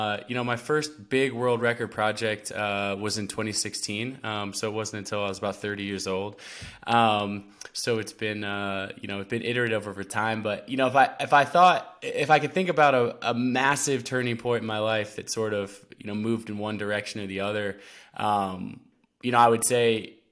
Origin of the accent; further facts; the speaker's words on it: Portland, Oregon, United States; But yeah, I grew up in the Pacific Northwest, mostly Portland, Oregon. Spent a lot of time out there.